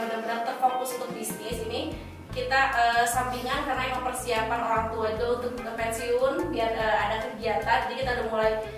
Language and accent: Indonesian; Bandung, West Java, Indonesia; aku asal dari Bandung aku asli banget Bojong Soang